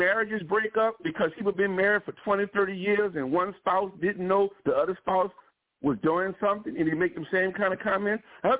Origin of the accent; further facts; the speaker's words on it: New Orleans, Louisiana, United States; I'm from New Orleans, born, raised, family been there nearly 300 years.